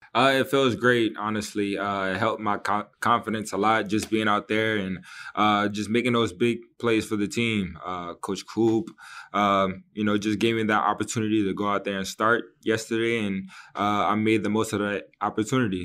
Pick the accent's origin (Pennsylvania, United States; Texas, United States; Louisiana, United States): Louisiana, United States; New Orleans; my hometown in, uh, in New Orleans